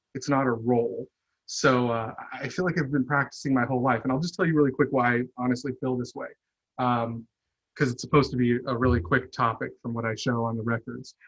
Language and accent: English; Chandler, Arizona, United States; I grew up in Chandler, Arizona